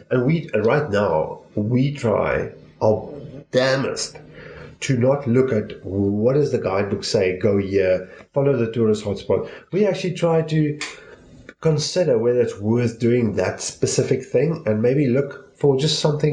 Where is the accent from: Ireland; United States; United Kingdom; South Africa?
South Africa; we're from South Africa, so we have South African rands